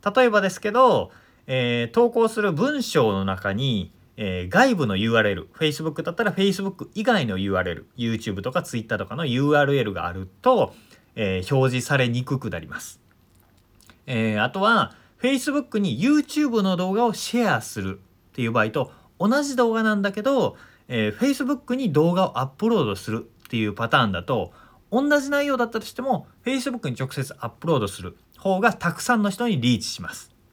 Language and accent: Japanese; Omihachiman, Shiga, Japan; 僕は滋賀県出身で近江八幡というとこ出身なんですけど